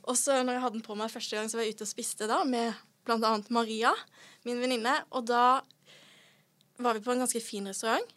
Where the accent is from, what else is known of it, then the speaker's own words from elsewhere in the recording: Sørlandet, Norway; Jeg er fra Sørlandet.